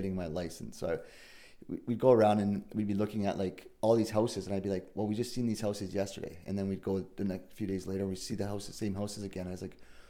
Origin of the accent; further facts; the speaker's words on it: Thorold, Ontario, Canada; I'm from Thorold, Ontario. I grew up in the Niagara region